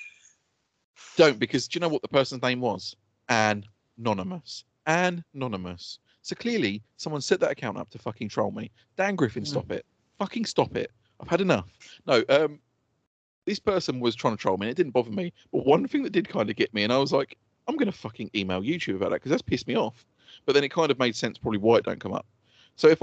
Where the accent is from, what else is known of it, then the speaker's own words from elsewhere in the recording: United Kingdom; I'm British